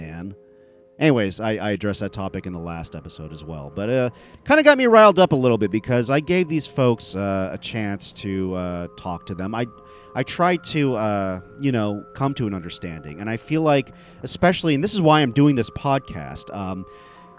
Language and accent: English; United States; I'm an Indian American